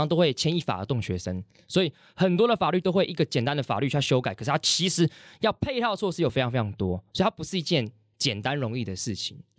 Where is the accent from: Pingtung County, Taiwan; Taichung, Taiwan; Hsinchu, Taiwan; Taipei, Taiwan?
Hsinchu, Taiwan; 像我自己就是从新竹过来，那租房子这件事情